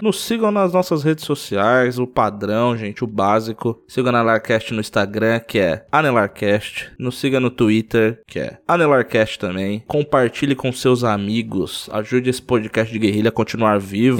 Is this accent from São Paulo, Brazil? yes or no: yes; São Paulo, Brazil; os três da Zona Sul de São Paulo também